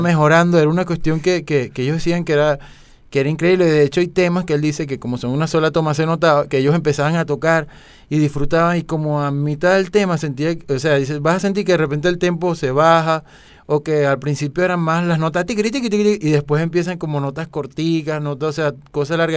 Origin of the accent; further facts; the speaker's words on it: Venezuela; nosotros como venezolanos